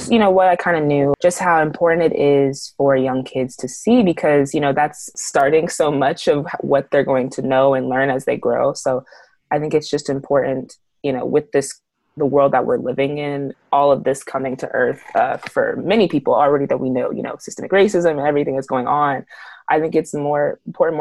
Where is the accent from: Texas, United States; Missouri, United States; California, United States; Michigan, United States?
Missouri, United States; Kansas City; moved away; I'm from Kansas City, Missouri